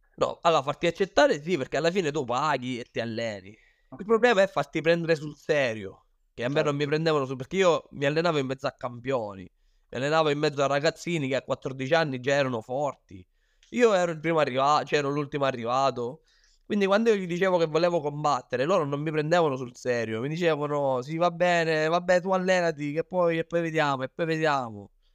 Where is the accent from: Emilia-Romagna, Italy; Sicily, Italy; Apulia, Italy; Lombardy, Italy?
Sicily, Italy; moved away as an adult; also born or lived in Thailand; io ho iniziato qua in Sicilia, come hai detto, perché sono siciliano